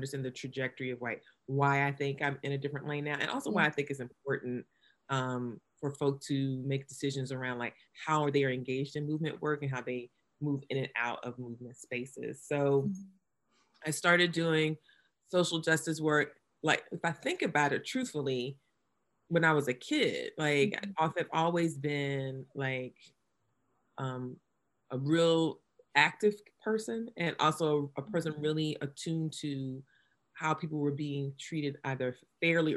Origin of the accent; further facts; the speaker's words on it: New Bern, North Carolina, United States; now in Durham, United States; I'm a native North Carolinian